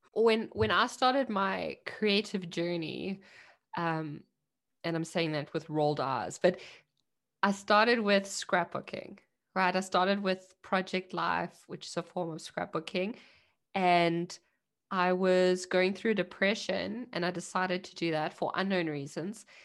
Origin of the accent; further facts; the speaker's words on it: South Africa; now in Germany; I'm a South African immigrant in Germany